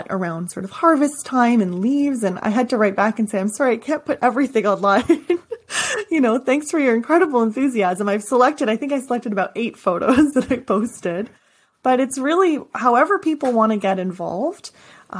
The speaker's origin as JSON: {"language": "English", "country": "Canada", "said": "I'm from Canada"}